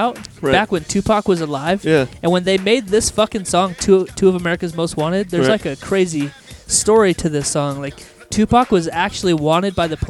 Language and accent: English; Orlando, Florida, United States; More south. I grew up in like Orlando area.